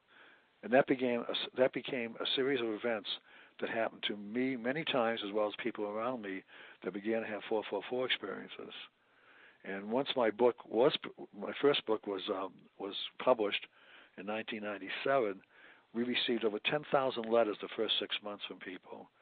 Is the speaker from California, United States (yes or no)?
no; Chelsea, Massachusetts, United States; moved away as an adult; also born or lived in Florida; now in Oregon, United States; I was born in outside of Boston, Massachusetts, in a very, very poor city, Chelsea, one of the poorest cities in the country. My mother and father never owned a house